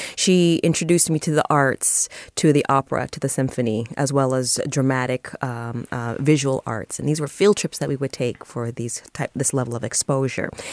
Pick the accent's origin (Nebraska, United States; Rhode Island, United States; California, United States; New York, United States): California, United States; San Francisco; I grew up here. My parents grew up here also